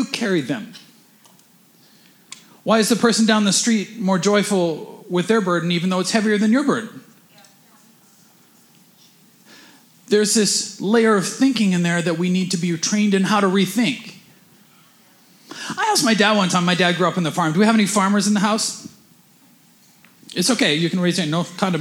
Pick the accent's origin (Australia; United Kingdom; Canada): Canada; we're Canadian